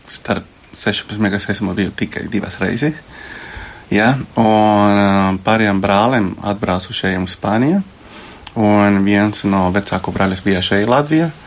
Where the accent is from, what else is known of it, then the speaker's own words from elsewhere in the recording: Colombia; now in Latvia; Es esmu no Kolumbijas.